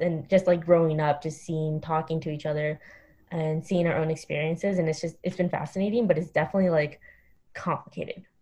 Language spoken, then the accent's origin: English; Montgomery County, Maryland, United States; also born or lived in New York City; where I grew up in Montgomery County